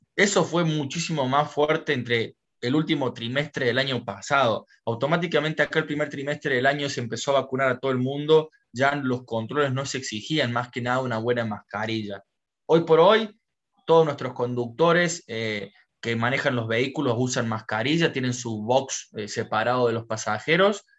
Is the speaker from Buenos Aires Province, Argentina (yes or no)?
no; Córdoba, Argentina; moved away as an adult; now in Orlando, United States; Originalmente soy de Córdoba, Argentina